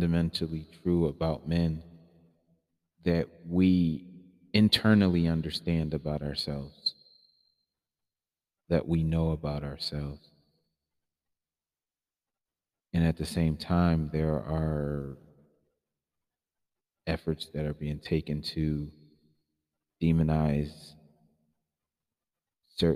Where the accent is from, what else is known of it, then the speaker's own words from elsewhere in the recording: Philadelphia, Pennsylvania, United States; my hometown of Philadelphia